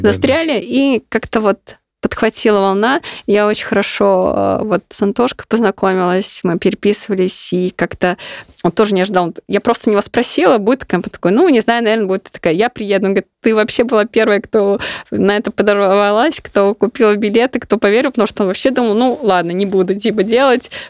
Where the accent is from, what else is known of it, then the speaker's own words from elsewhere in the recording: Ulyanovsk, Ulyanovsk Oblast, Russia; мой родной город Ульяновск